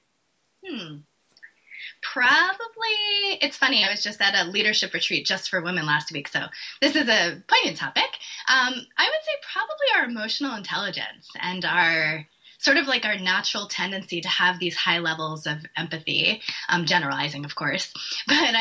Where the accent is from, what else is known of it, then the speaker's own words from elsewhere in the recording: East Coast, United States; I'm from the East Coast. So I grew up with, you know, parents that were from New York